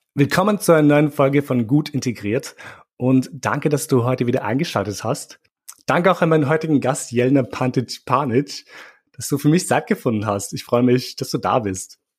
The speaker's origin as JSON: {"language": "German", "country": "Austria", "tie": "born or raised there", "said": "ich bin in Österreich aufgewachsen"}